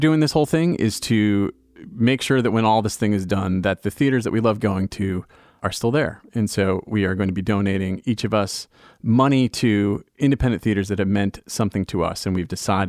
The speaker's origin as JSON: {"language": "English", "town": "Providence", "region": "Rhode Island", "country": "United States", "said": "I'm from Providence, Rhode Island"}